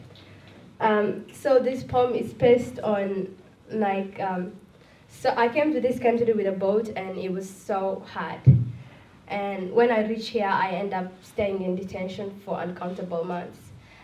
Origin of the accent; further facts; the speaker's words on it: Somalia; English is a second language; also born or lived in Malaysia; now in Sydney, Australia; I'm from Somalia